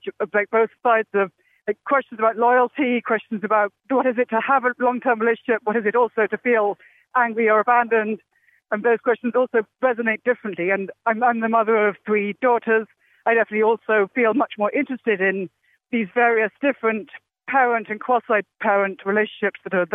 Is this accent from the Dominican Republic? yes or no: no; Oxford, South East England, United Kingdom; moved away as an adult; now in Philadelphia, United States; I grew up in Oxford, England